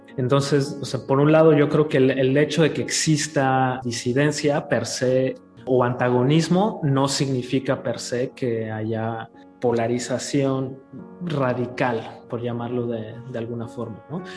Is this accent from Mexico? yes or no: yes; Mexico; nosotros como mexicanos